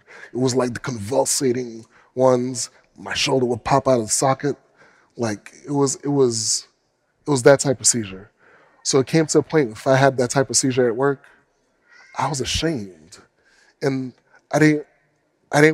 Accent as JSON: {"language": "English", "country": "United States", "tie": "born or raised there", "said": "As a black man growing up in America"}